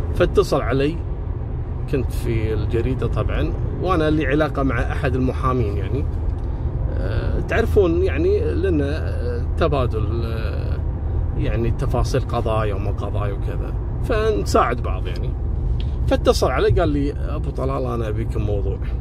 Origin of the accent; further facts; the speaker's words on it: Kuwait; عندنا في الكويت